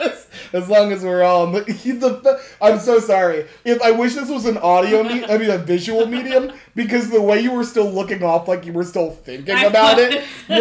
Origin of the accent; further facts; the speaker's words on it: Schuylkill County, Pennsylvania, United States; we grew up in Schuylkill County, so we can attest to that. It is a conservative area that is a conservative area.